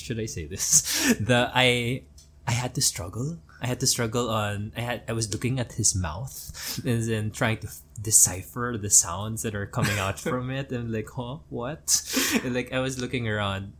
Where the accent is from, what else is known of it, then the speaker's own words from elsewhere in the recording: Manila, Metro Manila, Philippines; Since we are a former American colony, I was born in Manila